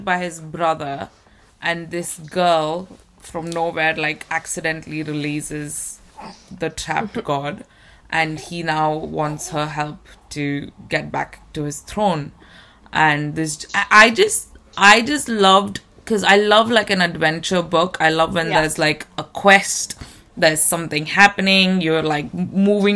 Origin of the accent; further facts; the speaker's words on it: India; English is a second language; moved away; when I go back to India to visit